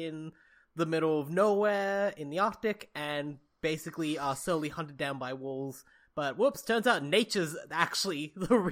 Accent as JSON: {"language": "English", "country": "Australia"}